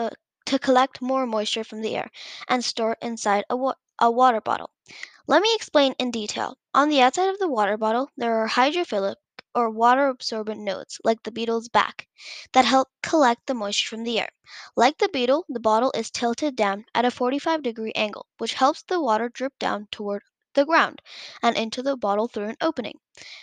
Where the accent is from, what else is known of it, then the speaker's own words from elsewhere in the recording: India; 2 years ago, when I visited my home country, India, I realized that many people suffer without clean water to drink.